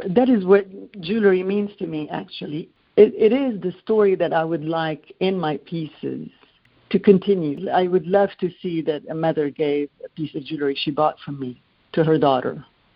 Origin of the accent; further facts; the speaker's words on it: Lebanon; Growing up in Lebanon, all important events in your life are usually celebrated by a gift of jewelry